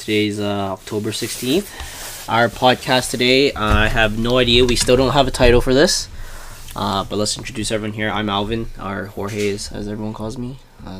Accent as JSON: {"language": "English", "country": "Canada", "tie": "born or raised there", "said": "me and Viv, we both were born and raised in Canada."}